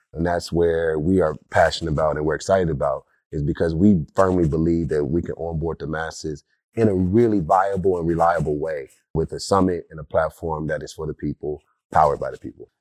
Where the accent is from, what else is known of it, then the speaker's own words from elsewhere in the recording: Compton, California, United States; I'm a kid from Compton that didn't always have the accessibility to technology, the accessibility to future of work and learning. during that time, growing up in the nineties in Compton